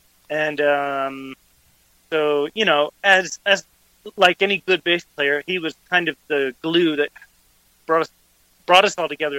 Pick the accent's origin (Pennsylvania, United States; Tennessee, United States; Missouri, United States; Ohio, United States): Ohio, United States; Vermilion; moved away as an adult; now in Cercedilla, Spain; I'm originally from Vermilion, Ohio, up on Lake Erie, about 45-minute drive west of Cleveland.